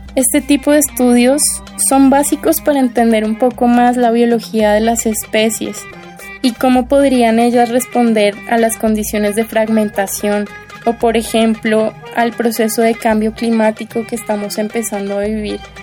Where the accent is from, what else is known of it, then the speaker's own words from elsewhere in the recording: Colombia; moved away as an adult; now in Mexico; soy colombiana y llevo seis años en México haciendo mis estudios de posgrado